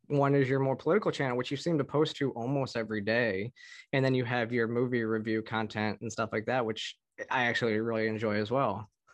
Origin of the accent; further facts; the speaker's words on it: Michigan, United States; growing up in Michigan